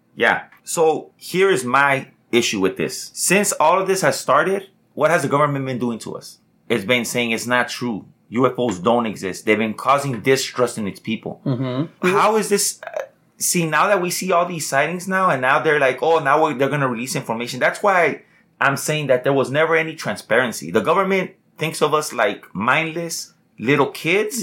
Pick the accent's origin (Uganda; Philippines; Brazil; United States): United States; proud to say we're, we're an American